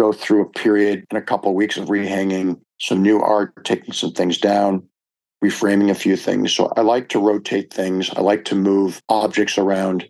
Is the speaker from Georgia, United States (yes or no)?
no; Cleveland, Ohio, United States; now in New York, United States; I grew up in Cleveland, Ohio.